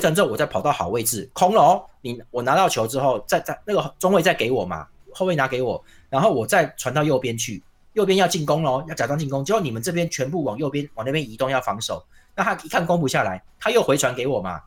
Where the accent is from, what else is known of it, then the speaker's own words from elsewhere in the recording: Tainan, Taiwan; 我们台南人